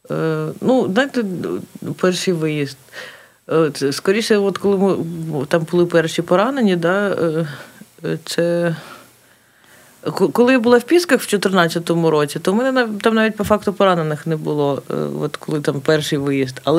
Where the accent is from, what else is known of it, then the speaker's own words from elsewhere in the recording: Kharkiv, Kharkiv Oblast, Ukraine; А так, ну це моє рідне місто, воно в будь-якому випадку я його люблю, плюс мені воно ну, подобається, як воно виглядає, і е, в цілому я дуже люблю це місто.